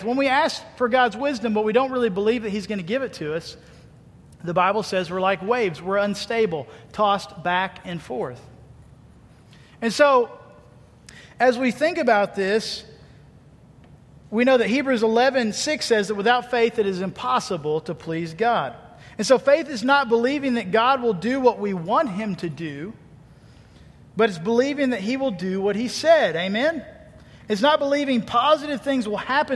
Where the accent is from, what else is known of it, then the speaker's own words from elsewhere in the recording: Missouri, United States; I was born right outside of St. Louis, grew up in Missouri most of my life